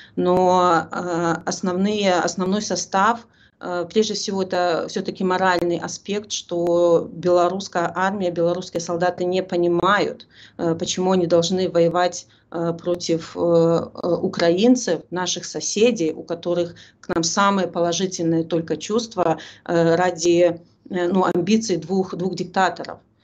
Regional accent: Belarus; мы белорусы

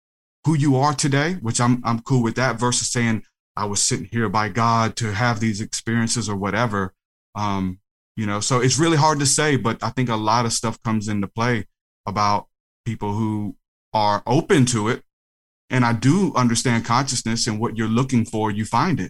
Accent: New Orleans, Louisiana, United States; also born or lived in Houma; I'm from New Orleans

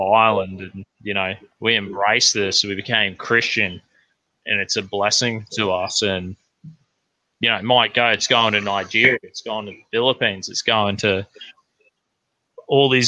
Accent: Australia; I'm an Australian

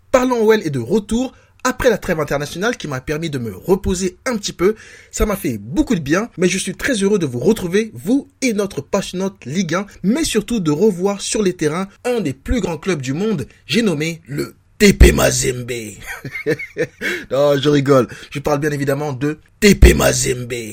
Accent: Lyon, Auvergne-Rhône-Alpes, France; Moi, j'aime beaucoup Benzema, bien évidemment aussi en tant que en tant que Lyonnais, c'est un ex joueur du club.

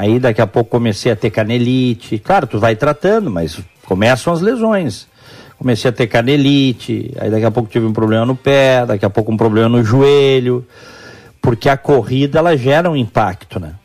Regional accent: Brazil; now in United States; nas casas que eu cresci no Brasil, a cozinha era separada da sala

